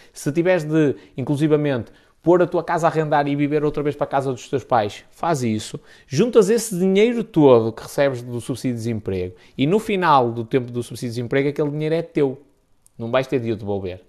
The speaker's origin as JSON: {"language": "Portuguese", "area": "the North", "region": "Northern Portugal", "country": "Portugal", "said": "aqui no Norte é B de burro mesmo"}